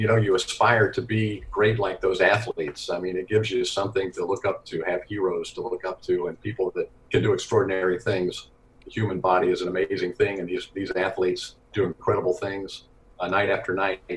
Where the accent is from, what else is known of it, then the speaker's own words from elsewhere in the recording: Knoxville, Tennessee, United States; I grew up in Knoxville, Tennessee, so I grew up on SEC basketball and football